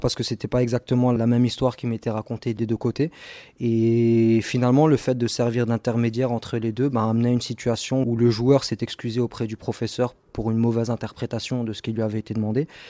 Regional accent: Strasbourg, Grand Est, France; moi j'ai grandi à Cronenbourg

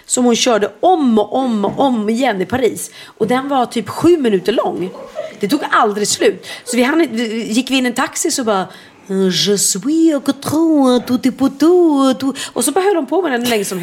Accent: Sweden; Jag sa så jag pratar inte franska, jag är svenska.

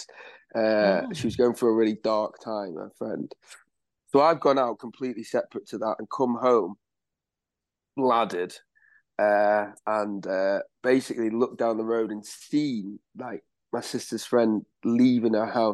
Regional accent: Manchester, North West England, United Kingdom; also born or lived in Sheffield; I'm from Manchester

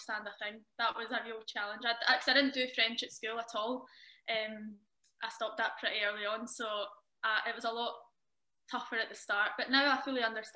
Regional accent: Glasgow, Scotland, United Kingdom; moved away as an adult; also born or lived in Milton of Campsie; now in France; I was born in Glasgow and I lived 20 years there before I moved. So, yeah, I lived in a small village just outside Glasgow called Milton Campsie

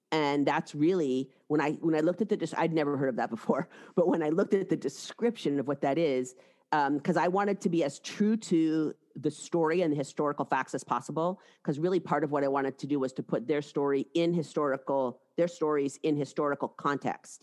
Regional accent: Seattle, Washington, United States; moved away as an adult; also born or lived in New York City; I'm from Seattle, and I had, I went east for undergraduate school and then law school, both in New York City

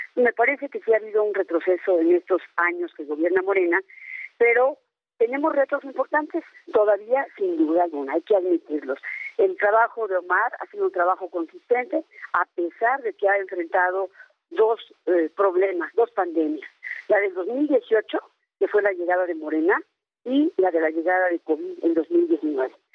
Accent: Hidalgo, Mexico; soy hidalguense

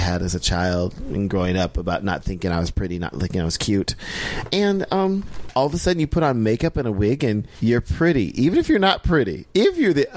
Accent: Iowa, United States; I was born and raised in Iowa

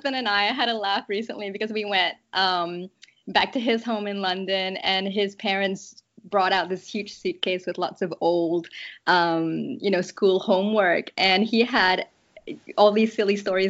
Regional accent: Kuala Lumpur, Malaysia; moved away; I grew up in Malaysia. I lived in Kuala Lumpur

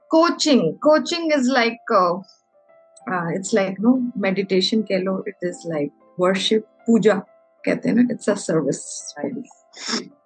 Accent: Kerala, India; also born or lived in Nagpur, India / Amravati, India; now in Chennai, India; मैं केरला से बिलोंग करती हूँ एंड आई पढ़ाई मैंने नागपुर से की है

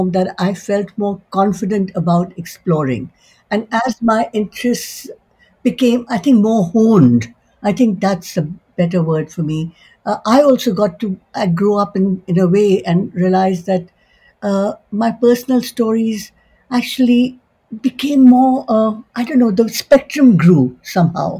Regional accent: India; moved away as an adult; now in Canada; I was born in India, I was raised in India, I went to school there, I went to university there

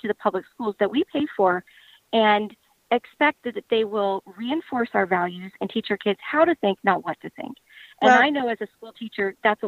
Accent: Powhatan County, Virginia, United States; also born or lived in Chesterfield County, Virginia; I actually grew up in Powhatan, which is a rural county right next to Chesterfield

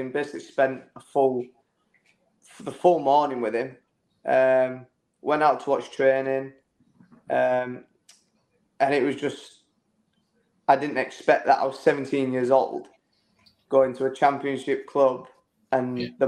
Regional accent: Bradford, Yorkshire and the Humber, United Kingdom; Uh, yeah, Bradford.

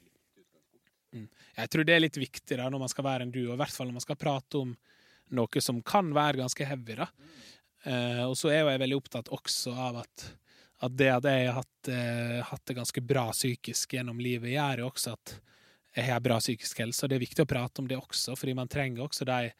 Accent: Larsnes, Møre og Romsdal, Norway; moved away; naboen min hjemme på Larsnes.

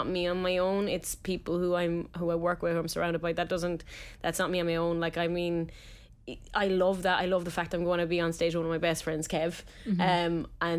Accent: Tipperary, Munster, Ireland; Like, yeah, from Tip.

